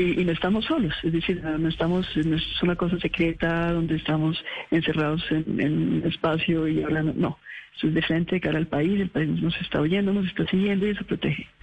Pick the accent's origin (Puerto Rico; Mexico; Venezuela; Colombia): Colombia; como colombianos